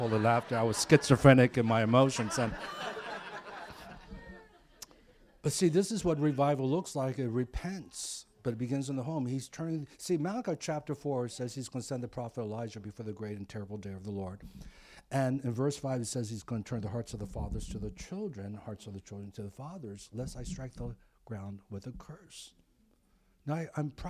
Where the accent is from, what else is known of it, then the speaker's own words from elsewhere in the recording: East Coast, United States; now in Pasadena, United States; I grew up on the East Coast